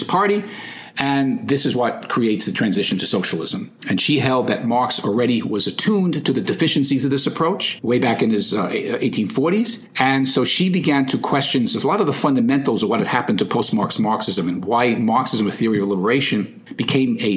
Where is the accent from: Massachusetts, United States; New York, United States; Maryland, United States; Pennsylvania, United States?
New York, United States; New York City; I'm from the Bronx